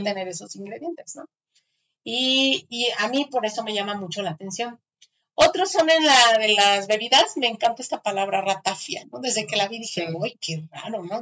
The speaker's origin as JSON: {"language": "Spanish", "country": "Mexico", "said": "nuestra tierra"}